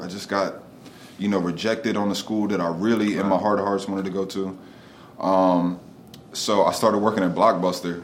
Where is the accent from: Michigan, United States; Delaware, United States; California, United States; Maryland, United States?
Delaware, United States; Wilmington; also born or lived in Philadelphia; I grew up in Wilmington